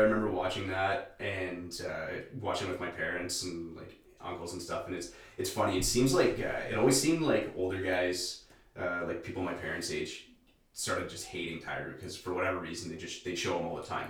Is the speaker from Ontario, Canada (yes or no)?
yes; Sudbury, Ontario, Canada; oh, I'm from Lively, I'm from Sudbury.